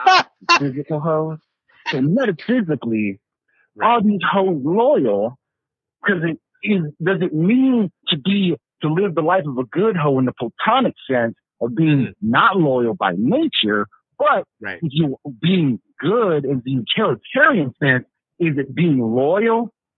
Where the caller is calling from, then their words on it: Milwaukee, Wisconsin, United States; Sending hate from Milwaukee.